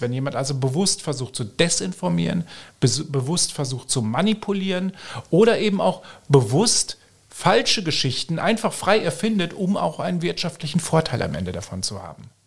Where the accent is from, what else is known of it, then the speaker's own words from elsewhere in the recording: Germany; moved away as an adult; now in Austria; Ich komme ursprünglich aus Deutschland, auch wenn ich mittlerweile schon sieben Jahre hier lebe.